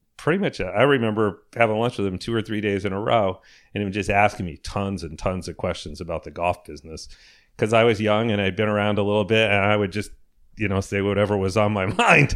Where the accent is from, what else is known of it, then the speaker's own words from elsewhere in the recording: Connecticut, United States; I grew up in Connecticut